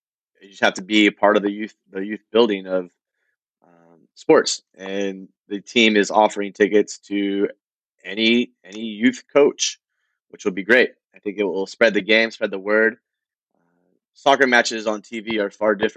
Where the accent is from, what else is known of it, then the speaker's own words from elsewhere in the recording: United States; as an American